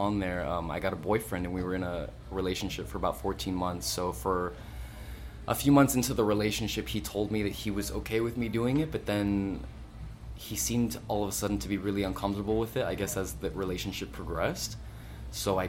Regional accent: Miami, Florida, United States; I was born at Baptist Hospital. That's technically in Kendall

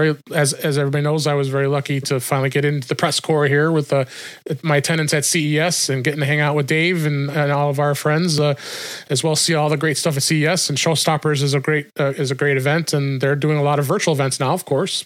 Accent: Chicago, Illinois, United States; Shure's in my hometown here in Chicago.

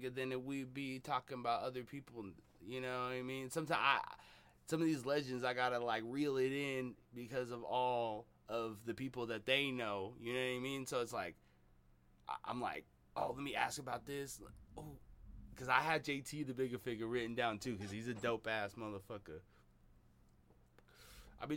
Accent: Seattle, Washington, United States; I'm from Seattle

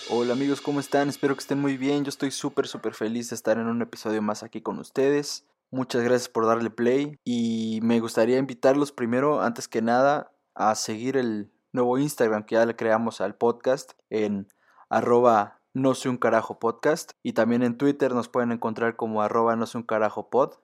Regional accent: Mexico; nosotros como mexicanos

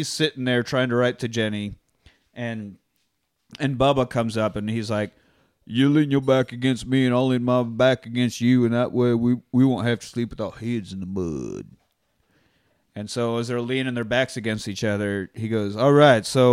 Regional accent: Kansas, United States; now in Austin, United States; I grew up in Kansas

